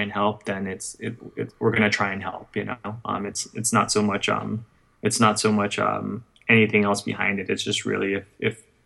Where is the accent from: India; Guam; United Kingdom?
Guam; I come from Guam